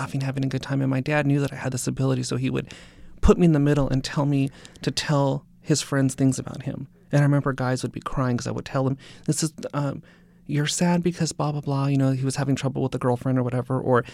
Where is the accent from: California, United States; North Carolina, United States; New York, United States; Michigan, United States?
California, United States; Simi Valley; I was born in Sun Valley and then grew up in Simi Valley.